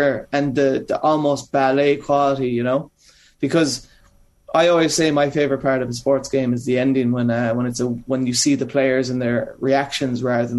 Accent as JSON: {"language": "English", "area": "Kerry", "region": "Munster", "country": "Ireland", "tie": "born or raised there", "also_born_or_lived": "Limerick", "moved": "yes", "lives_now": "New York, United States", "said": "I grew up in Kerry, which is sport mad."}